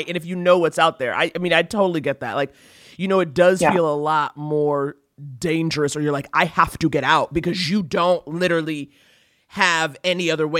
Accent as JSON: {"language": "English", "town": "New York City", "region": "New York", "country": "United States", "said": "I'm from New York. I'm from Harlem."}